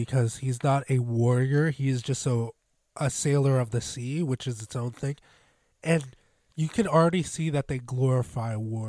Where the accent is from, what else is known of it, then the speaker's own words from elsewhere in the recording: United States; I'm definitely an American.